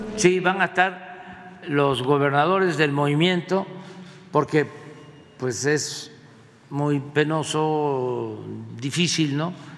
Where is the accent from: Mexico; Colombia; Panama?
Mexico; Es para sentirnos como mexicanos orgullosos